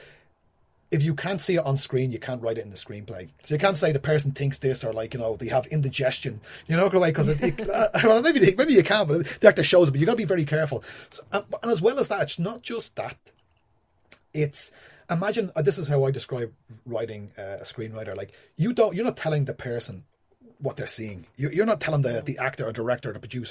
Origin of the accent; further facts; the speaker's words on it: Ireland; moved away; being Irish and being a writer